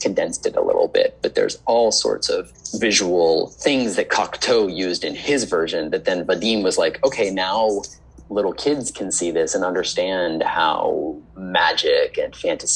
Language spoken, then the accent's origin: English; Arlington, Virginia, United States; moved away as an adult; also born or lived in Los Angeles / Charlottesville, Virginia; now in New York City, United States; when I was growing up in Arlington on Lee Highway, there was a Blockbuster Video